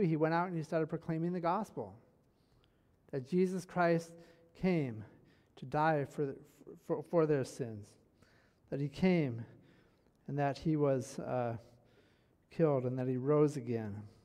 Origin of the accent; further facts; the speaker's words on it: Michigan, United States; I'm from Michigan, born and raised in Michigan